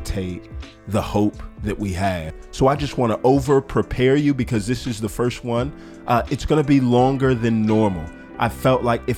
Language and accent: English; Texas, United States; my home country of Texas